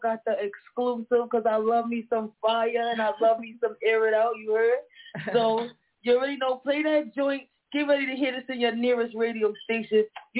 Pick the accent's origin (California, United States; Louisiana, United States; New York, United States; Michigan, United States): New York, United States; I'm from Brooklyn.